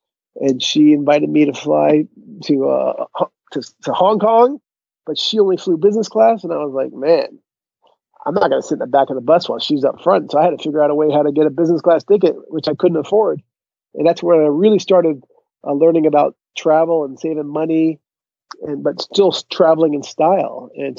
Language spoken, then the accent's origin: English; Connecticut, United States; I grew up in Connecticut.